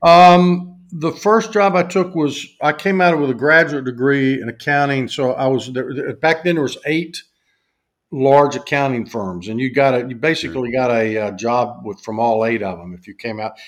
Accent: the South, United States; accent: Southern, mountain talk; because of my accent.

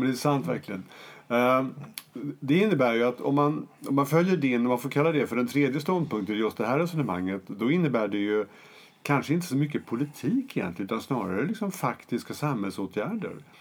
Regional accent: Jämtland, Sweden; moved away; i den ort i Jämtland där jag är född och uppvuxen

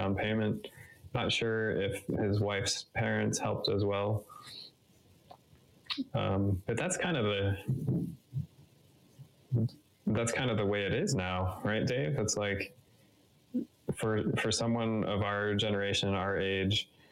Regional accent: Boulder, Colorado, United States; also born or lived in Hawaii; I was born in Hawaii and grew up in Boulder

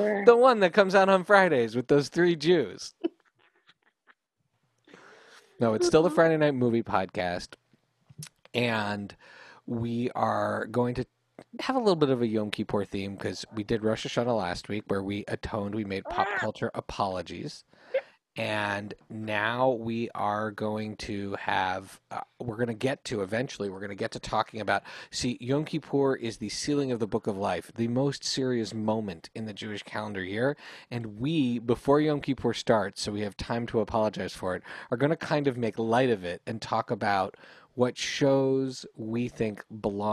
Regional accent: Canada; We learned English in Canada, which means we spent half the time learning French

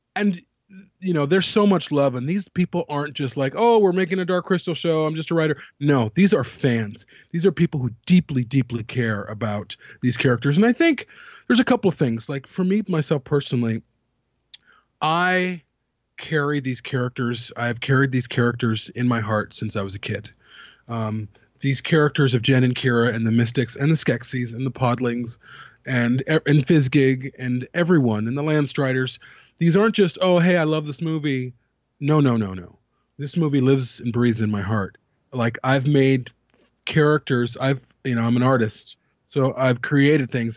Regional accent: United States; I grew up in America's last hippie commune.

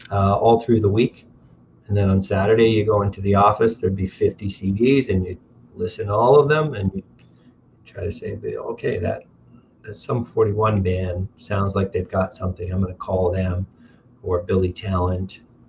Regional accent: Windsor, Ontario, Canada; I remember growing up, I could get to downtown clubs in 22 minutes

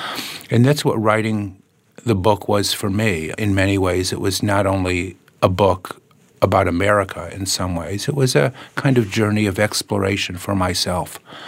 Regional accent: Chicago, Illinois, United States; And in a way, being a Chicagoan has many of the same problems, but many of the same joys and opportunities as being an American

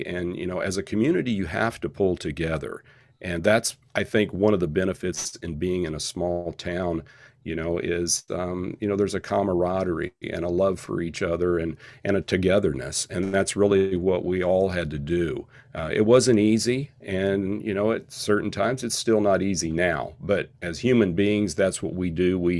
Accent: Independence, Kansas, United States; You know, I'm a guy from Independence, man. I work like 13 miles away as a wellness coordinator in even a smaller town in Neodesha, Kansas.

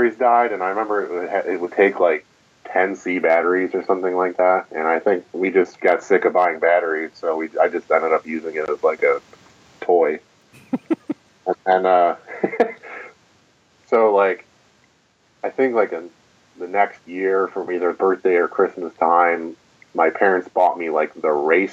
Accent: Buffalo, New York, United States; I'm from Buffalo.

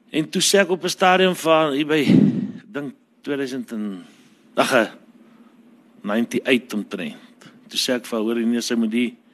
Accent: Parys, Free State, South Africa; ons het in Parys groot geword, eintlik hier by Douwer op 'n plaas

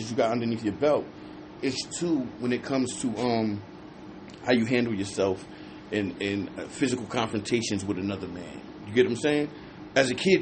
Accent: New Jersey, United States; I'm from Jersey

